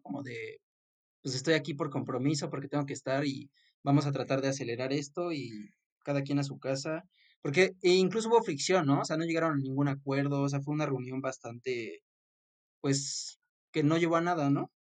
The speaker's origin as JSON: {"language": "Spanish", "country": "Mexico", "said": "yo como mexicano"}